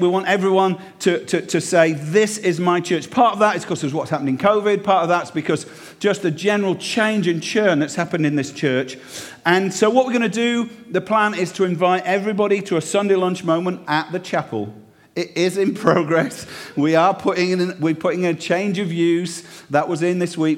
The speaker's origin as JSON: {"language": "English", "region": "Yorkshire and the Humber", "country": "United Kingdom", "moved": "yes", "lives_now": "Cheltenham, United Kingdom", "said": "I'm from Yorkshire"}